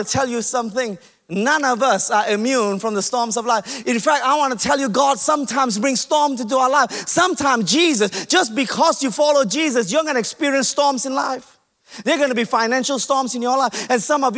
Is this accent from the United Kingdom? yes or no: no; Malaysia; I'm Malaysian